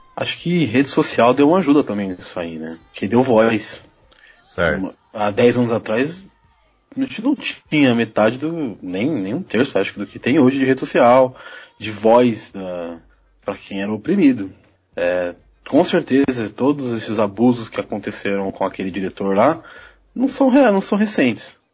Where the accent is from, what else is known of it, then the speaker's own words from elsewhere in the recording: São Paulo, Brazil; Sou de São Paulo